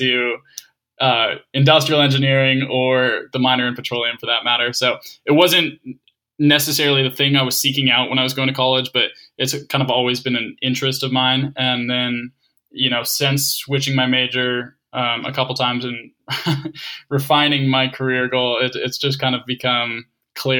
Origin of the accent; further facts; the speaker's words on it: Calgary, Alberta, Canada; moved away; growing up in Calgary